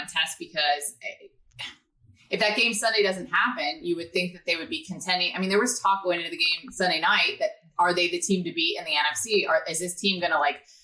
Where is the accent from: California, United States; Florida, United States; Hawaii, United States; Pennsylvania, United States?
Florida, United States; Tampa; also born or lived in Nashville; I grew up in Tampa.